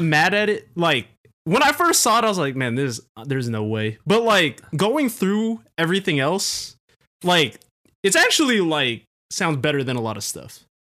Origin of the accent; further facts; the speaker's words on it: Southern California, United States; I'm from Southern California